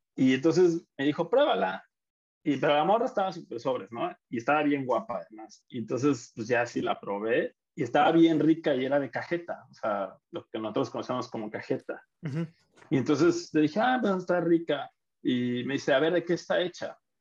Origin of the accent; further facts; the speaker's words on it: Mexico; moved away; also born or lived in Argentina; así somos los mexicanos